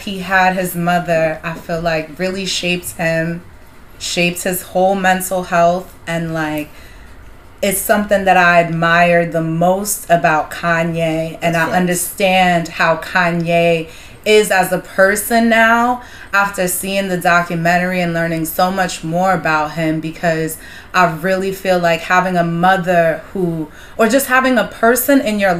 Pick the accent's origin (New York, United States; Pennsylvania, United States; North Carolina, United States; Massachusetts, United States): New York, United States; also born or lived in Nairobi, Kenya; I'm African and I was born in Nairobi, Kenya, and then I came here to America in New York when I was 5.